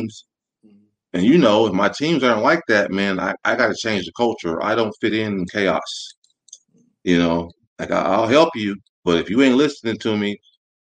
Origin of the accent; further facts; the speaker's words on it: Muncie, Indiana, United States; moved away as an adult; now in Orlando, United States; I'm from the South Side, a little town called Muncie, Indiana, a little college town, about 40, 45 minutes north of Indianapolis